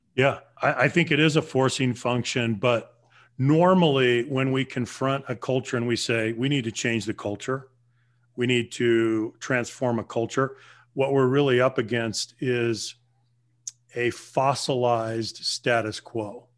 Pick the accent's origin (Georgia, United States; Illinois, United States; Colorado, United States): Colorado, United States; Southern; moved away; also born or lived in Los Angeles / Bay Area; I grew up in Southern Colorado among the Navajo Native